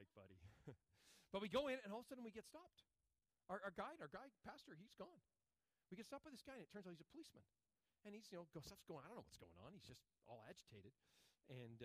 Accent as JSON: {"language": "English", "country": "United States", "said": "I'm an American."}